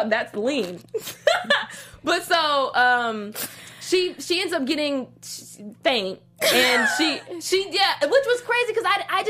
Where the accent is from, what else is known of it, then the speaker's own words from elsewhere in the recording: Missouri, United States; in the Midwest, I'm from Missouri